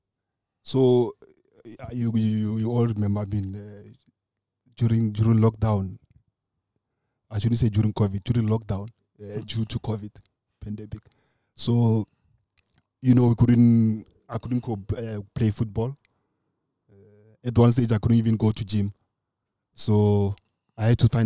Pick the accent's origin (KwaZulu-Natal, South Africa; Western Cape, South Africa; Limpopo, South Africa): Limpopo, South Africa; Khamathabata, a village about 45 km from Lubahome; I was not born in Lubahome. I was born in Khamathabata. It's a village, it's about 45 k's from Lubahome.